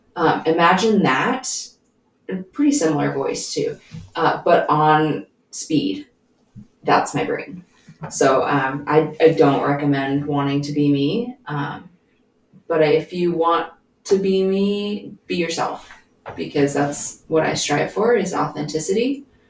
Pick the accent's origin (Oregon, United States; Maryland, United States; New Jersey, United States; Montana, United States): Montana, United States; Billings; I grew up here in Billings, where we live.